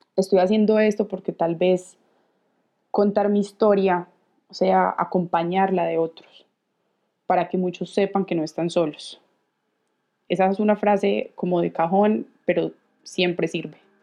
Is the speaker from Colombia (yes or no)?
yes; Colombia; Tengo 28 años, soy colombiana